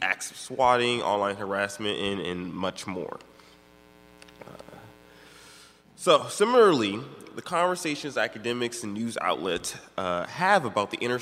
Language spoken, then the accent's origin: English; Maryland, United States; I'm from Maryland